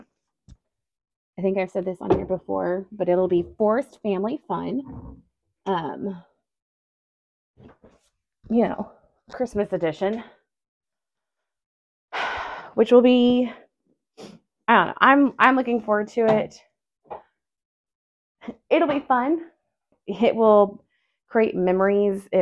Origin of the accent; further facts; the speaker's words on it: Forney, Texas, United States; I grew up in Forney